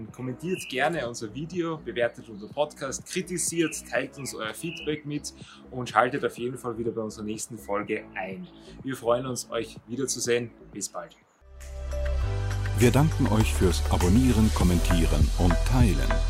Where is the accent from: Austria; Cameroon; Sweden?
Austria; Vienna; born there; ich bin eigentlich auch in Wien geboren.